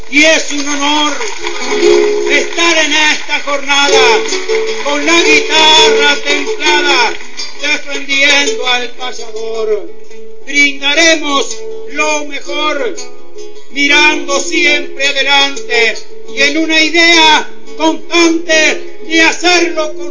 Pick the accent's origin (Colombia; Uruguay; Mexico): Uruguay; Maldonado; born there; tengo 11 años soy nacido en Maldonado.